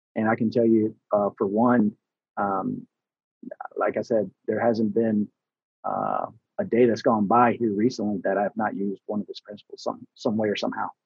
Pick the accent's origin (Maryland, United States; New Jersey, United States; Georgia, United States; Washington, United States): Georgia, United States; Atlanta; first language Spanish; English is a second language; also born or lived in Houston, Texas; I was born in Houston, Texas back in 1979. and then in 1986, we moved to Atlanta. So I was young, and uh, you know, Spanish was my first language